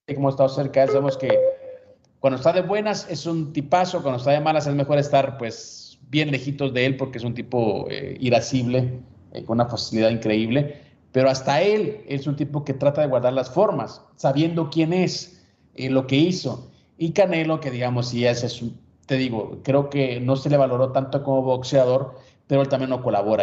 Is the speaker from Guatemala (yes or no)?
yes; Guatemala; moved away; Ahora sí soy chapín